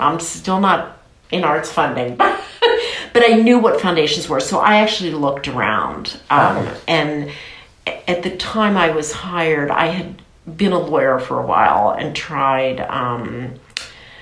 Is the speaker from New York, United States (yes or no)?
no; Washington, District of Columbia, United States; I'm from Washington, D.C.